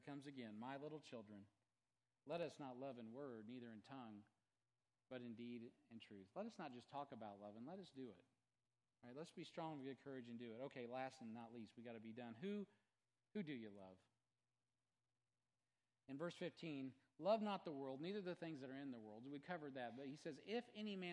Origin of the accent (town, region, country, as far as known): United States